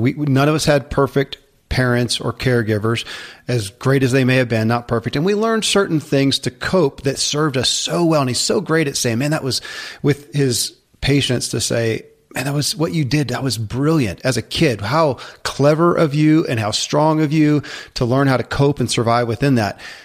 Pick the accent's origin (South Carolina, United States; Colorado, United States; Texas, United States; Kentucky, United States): Kentucky, United States; born or raised there